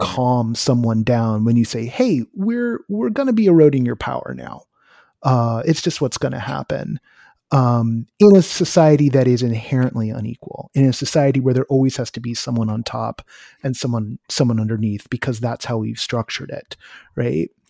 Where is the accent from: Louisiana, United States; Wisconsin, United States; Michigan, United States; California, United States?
California, United States; as a Californian